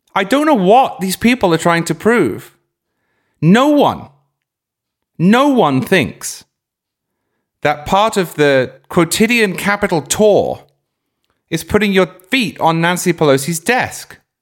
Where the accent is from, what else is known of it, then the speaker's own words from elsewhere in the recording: Cambridge, East of England, United Kingdom; moved away; also born or lived in Oxford; I grew up in Cambridge, I went to university in Oxford